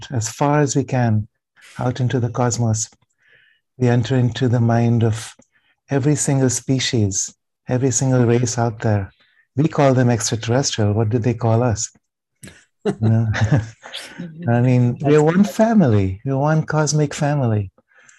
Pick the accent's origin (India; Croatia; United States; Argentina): India; growing up in India